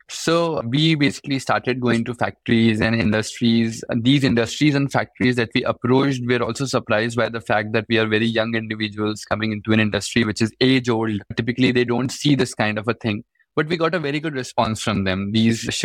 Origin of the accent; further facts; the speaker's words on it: Chhattisgarh, India; moved away as an adult; I'm from Chhattisgarh